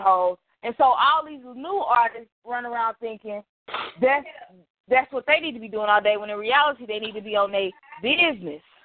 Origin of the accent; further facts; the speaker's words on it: Dallas, Texas, United States; I'm from Dallas